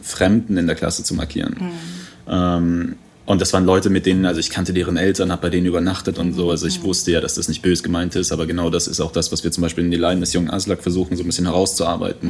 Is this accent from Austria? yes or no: yes; Vienna, Austria; also born or lived in Iran / England; now in Germany; die Zeit in Wien, Kindergarten